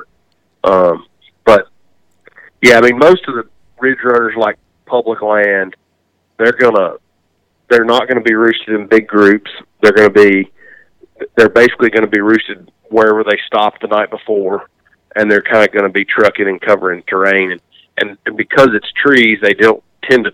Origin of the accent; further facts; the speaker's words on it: the South, United States; growing up in the South